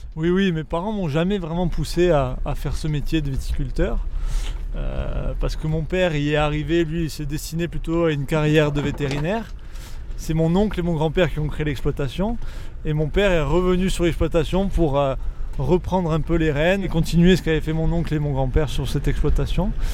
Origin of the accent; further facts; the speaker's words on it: Balagne, Corsica, France; chez nous en Balagne